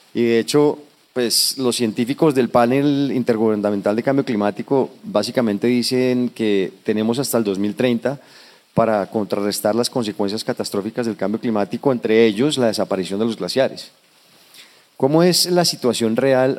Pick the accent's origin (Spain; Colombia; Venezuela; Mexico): Colombia; identifico contigo aquí como colombiano